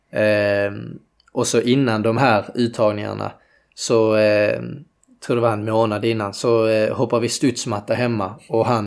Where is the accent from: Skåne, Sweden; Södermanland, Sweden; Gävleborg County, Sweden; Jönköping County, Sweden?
Skåne, Sweden; Landskrona; Eh, ja, det är ute i Borsthusen.